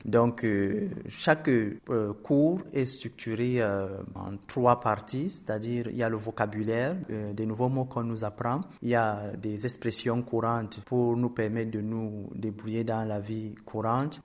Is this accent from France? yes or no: no; Cameroon; je viens du Cameroun, qui est un pays euh, d'Afrique centrale